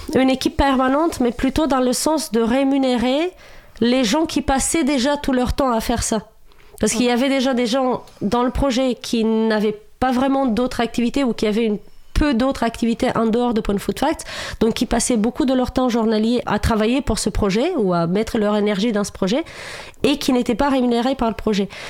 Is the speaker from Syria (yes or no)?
no; Romania; French is a second language; moved away as an adult; now in France; moi, j'ai vécu jusqu'à mes 26 ans en Roumanie.